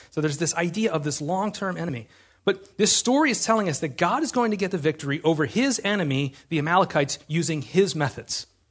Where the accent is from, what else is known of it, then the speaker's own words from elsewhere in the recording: United States; We're American